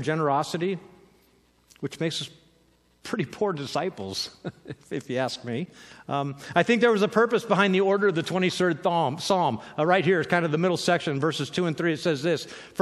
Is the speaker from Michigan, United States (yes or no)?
no; California, United States; I'm from California